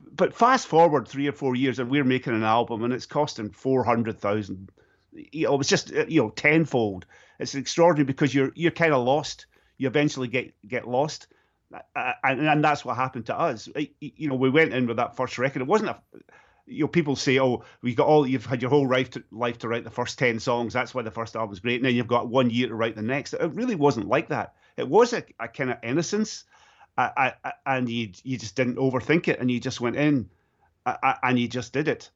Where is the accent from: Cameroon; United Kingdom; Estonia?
United Kingdom; Stirling, Scotland; my hometown of Stirling in Scotland